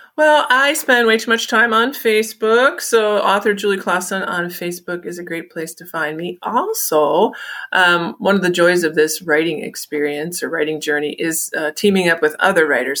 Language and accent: English; Illinois, United States; I grew up in Illinois.